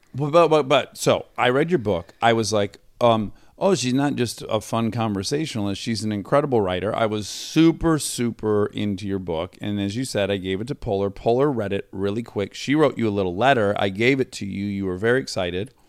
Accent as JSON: {"language": "English", "town": "Detroit", "region": "Michigan", "country": "United States", "said": "I'm from the Detroit area"}